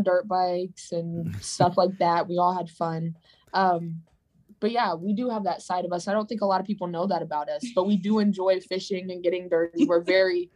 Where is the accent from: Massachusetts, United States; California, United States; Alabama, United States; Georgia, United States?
Georgia, United States; Atlanta; So we kind of grew up in the outskirts of Atlanta, kind of metro Atlanta suburb area